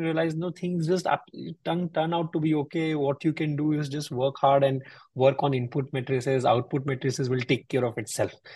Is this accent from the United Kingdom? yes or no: no; North India, India; I come from the North India part of, and my grandfather